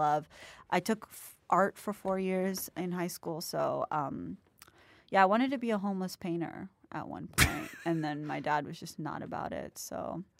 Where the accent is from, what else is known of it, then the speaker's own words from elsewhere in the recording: Florida, United States; also born or lived in Mumbai; I'm from Florida.